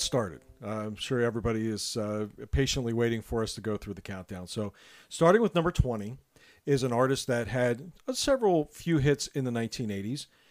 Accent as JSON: {"language": "English", "town": "Lancaster", "region": "Pennsylvania", "country": "United States", "said": "We are two brothers from Lancaster, Pennsylvania"}